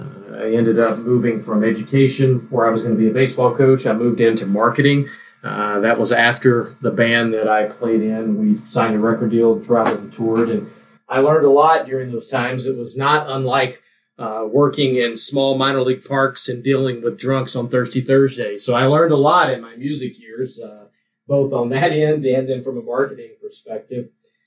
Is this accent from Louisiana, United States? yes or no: yes; Ruston, Louisiana, United States; moved away as an adult; now in Omaha, United States; I'm originally from Ruston, Louisiana.